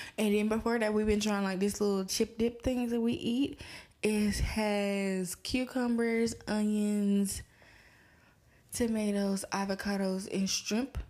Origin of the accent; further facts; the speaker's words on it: Atlanta, Georgia, United States; I'm from Atlanta